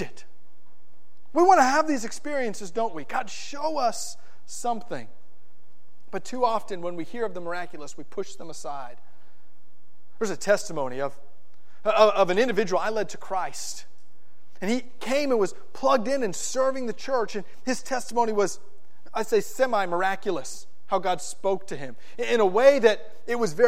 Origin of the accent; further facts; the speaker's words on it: South Florida, United States; where I grew up in South Florida